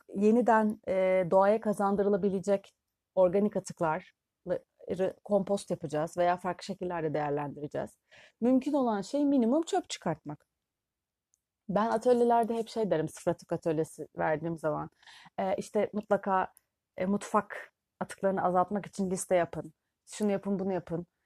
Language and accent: Turkish; Turkey